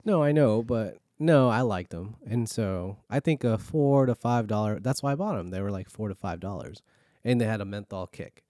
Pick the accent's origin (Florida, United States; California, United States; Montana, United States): California, United States; now in Virginia, United States; growing up in California, four oh five was normal